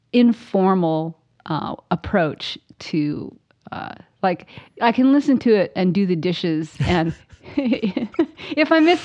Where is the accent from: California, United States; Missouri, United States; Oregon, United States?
Oregon, United States; Ashland; also born or lived in Eugene / Portland; Lived a little bit there, and then we moved to Portland, and then we moved here, back to Eugene, then here. And I moved to Ashland when I was in fourth grade.